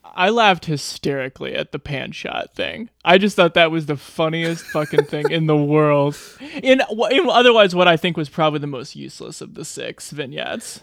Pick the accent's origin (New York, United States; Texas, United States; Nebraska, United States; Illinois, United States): Nebraska, United States; my home state of Nebraska.